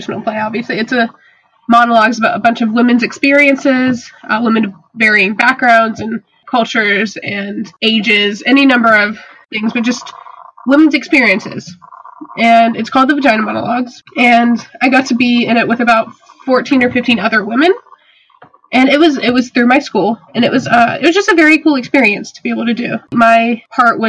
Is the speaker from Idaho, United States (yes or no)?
no; South Carolina, United States; moved away as an adult; now in Reading, United States; I am from South Carolina.